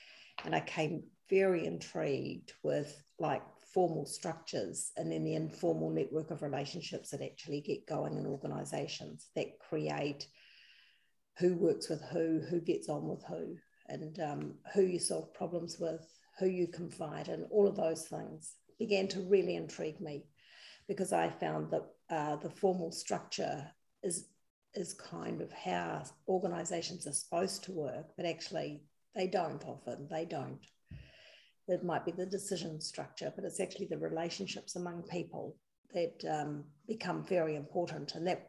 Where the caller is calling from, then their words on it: Wellington, New Zealand; I'm dialing in from Wellington, New Zealand.